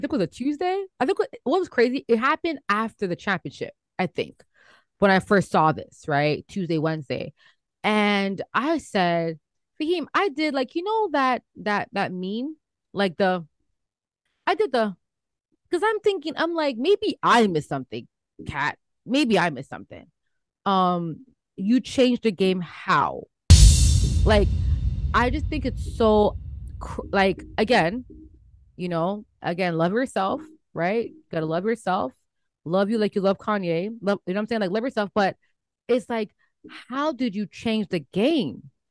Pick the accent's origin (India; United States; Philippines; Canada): Canada; as a Canadian